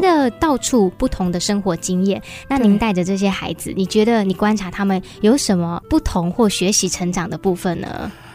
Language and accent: Chinese; Hsinchu, Hsinchu City, Taiwan; 我也是新竹土生土长